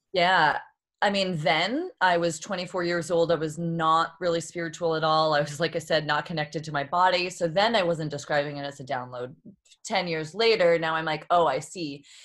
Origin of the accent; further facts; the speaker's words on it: Boston, Massachusetts, United States; moved away as an adult; now in San Diego, United States; I was born and raised in Boston and moved when I was twenty-four out to San Diego